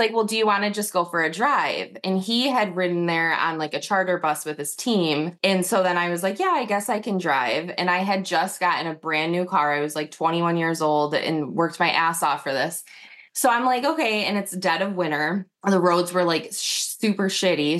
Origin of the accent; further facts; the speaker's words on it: Northern Michigan, United States; I'm from Northern Michigan, so it was like a small town